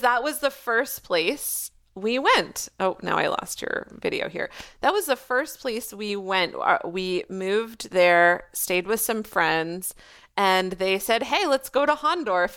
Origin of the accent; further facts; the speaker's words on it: Canada; first language English; also born or lived in Australia / Quebec; now in Wakefield, Canada; I am still Canadian